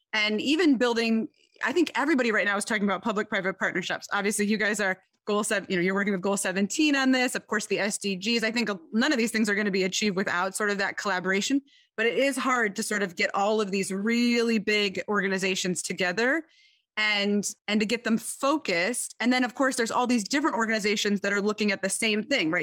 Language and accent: English; Detroit, Michigan, United States; I am from Detroit, Michigan